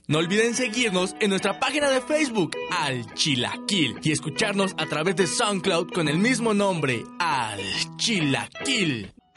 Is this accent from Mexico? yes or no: yes; Mexico; uno como mexicano